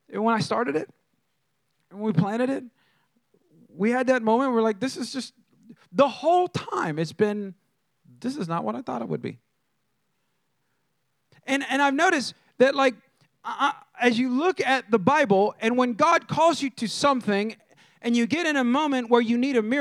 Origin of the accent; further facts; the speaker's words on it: California, United States; moved away; I'm from California